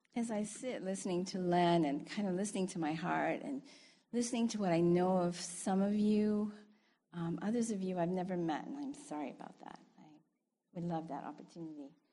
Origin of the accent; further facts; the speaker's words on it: United States; moved away; I'm American